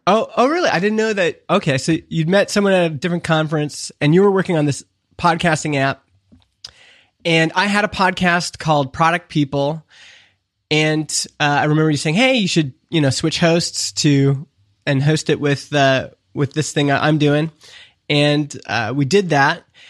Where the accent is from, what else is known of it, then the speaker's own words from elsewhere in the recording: Canada; I'm from Canada